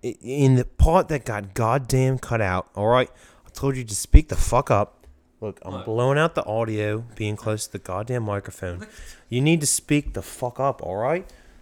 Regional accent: Coatesville, Pennsylvania, United States; I'm literally from goddamn Coatesville, Pennsylvania. I'm not Australian.

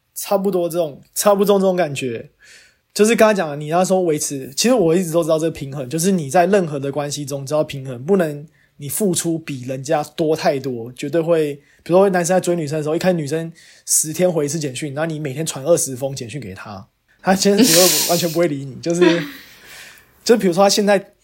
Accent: Taiwan; moved away as an adult; now in United States; 我是台湾人，但我在美国，然后在做工作

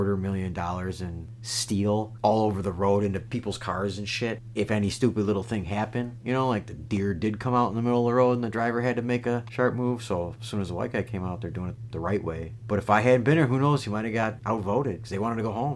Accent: Wisconsin, United States; I'm from Wisconsin

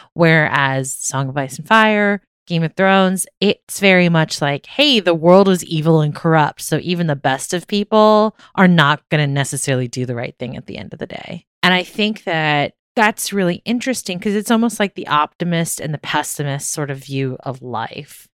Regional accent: Maryland, United States; Growing up in Maryland

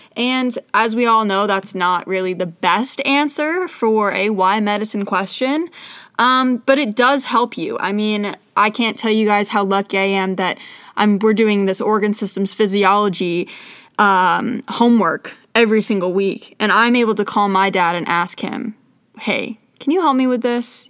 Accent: Scottsdale, Arizona, United States; moved away as an adult; now in Pittsburgh, United States; I'm from Scottsdale, Arizona

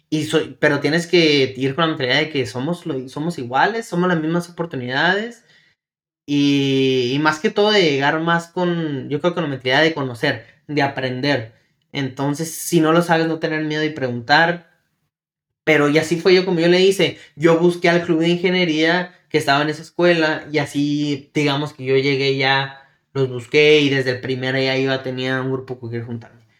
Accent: Mexico; en nuestro caso que venimos de México, este, no conocemos, este, cómo viene siendo la educación, el sistema educacional

